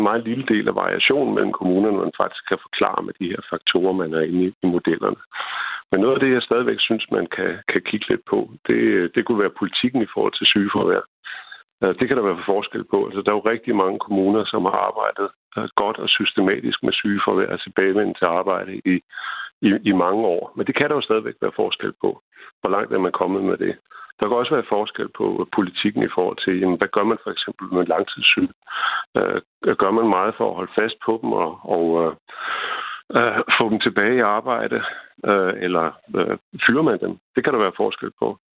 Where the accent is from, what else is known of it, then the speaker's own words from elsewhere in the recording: Denmark; Jeg er selv fra Jylland.